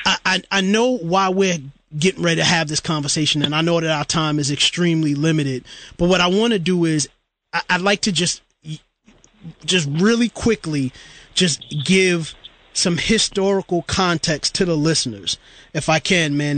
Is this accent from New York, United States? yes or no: yes; New York City, New York, United States; for me as a kid growing up in Brooklyn, New York, East New York, Brooklyn, in the early '90s